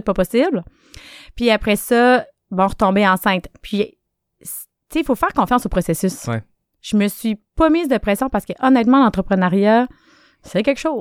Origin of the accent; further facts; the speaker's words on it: Quebec City, Quebec, Canada; moved away as an adult; also born or lived in Sherbrooke; On n'avait rien qui nous attendait à Québec à part ma famille, parce que je viens de Québec.